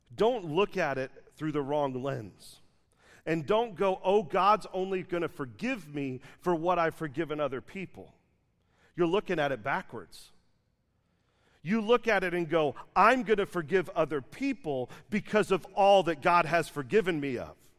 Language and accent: English; Dallas, Texas, United States; I'm from Dallas